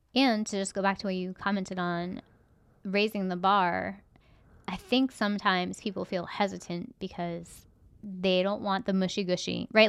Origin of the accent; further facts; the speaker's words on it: United States; as an American